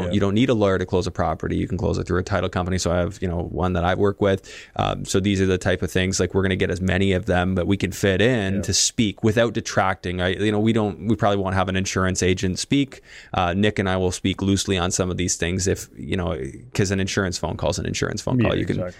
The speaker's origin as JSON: {"language": "English", "country": "Canada", "said": "Like, no, as a Canadian, you don't want to."}